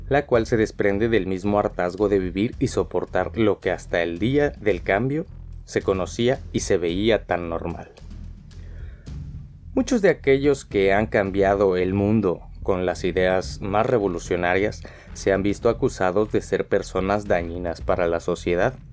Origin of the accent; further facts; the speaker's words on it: Mexico; now in Spain; como ya saben soy mexicano, un mexicano que vive en España.